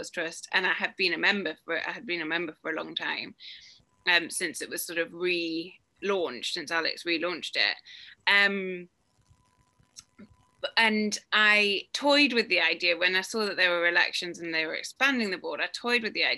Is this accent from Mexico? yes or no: no; Newcastle upon Tyne, North East England, United Kingdom; I'm from Newcastle, have a geographic link to the club.